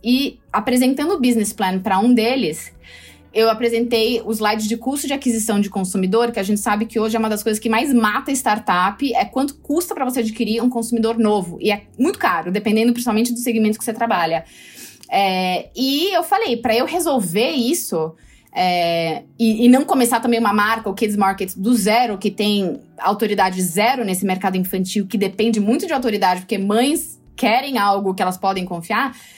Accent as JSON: {"language": "Portuguese", "country": "Brazil", "said": "eu sou brasileira"}